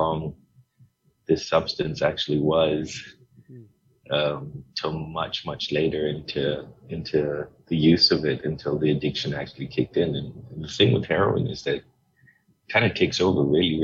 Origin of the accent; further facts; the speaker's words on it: Hong Kong; moved away as an adult; also born or lived in Portugal / Los Angeles, United States / Singapore; they got married and I was born in Hong Kong. So, and then I lived there most of my childhood life